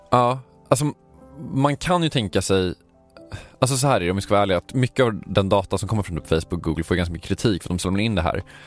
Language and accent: Swedish; Sweden; jag är svensk